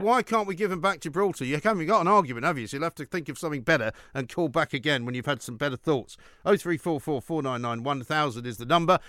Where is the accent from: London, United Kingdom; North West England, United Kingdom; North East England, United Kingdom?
London, United Kingdom; I was born and raised in London